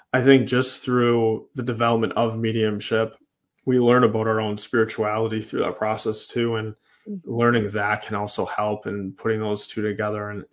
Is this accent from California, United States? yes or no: no; Manitowoc, Wisconsin, United States; I'm from Manitowoc, Wisconsin